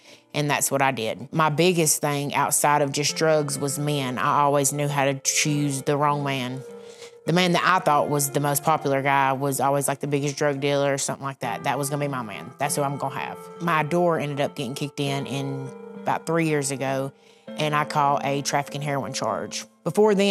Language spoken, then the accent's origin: English; Wellborn, Alabama, United States; I'm from Welborn, Alabama.